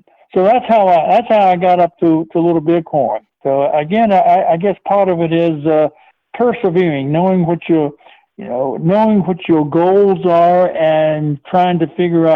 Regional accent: Petersburg, Virginia, United States; moved away; in my hometown of Petersburg, Virginia

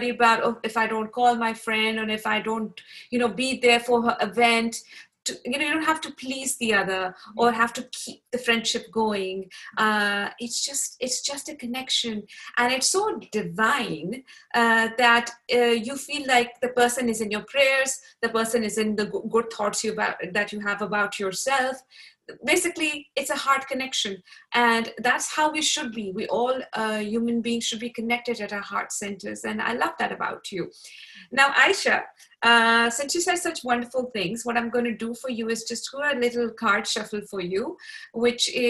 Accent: Pakistan; even though I grew up in Pakistan uh, as well, but I changed schools a lot.

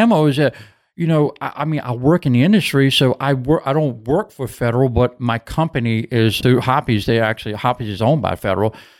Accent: Hopewell, United States; I was born and raised in Hopewell

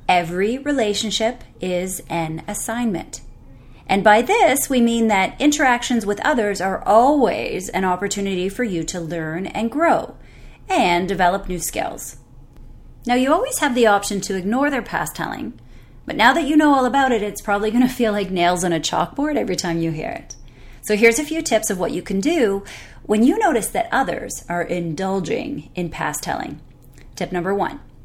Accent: Canada; I'm Canadian

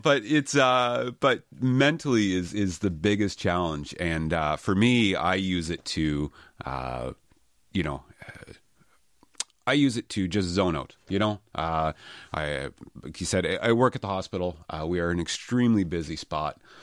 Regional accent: Halifax, Nova Scotia, Canada; I'm born and raised in Halifax, so I've been a Halifax boy my whole life.

